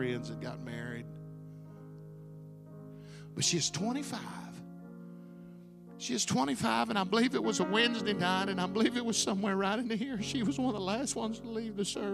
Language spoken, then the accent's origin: English; Arkansas, United States; I'm from Arkansas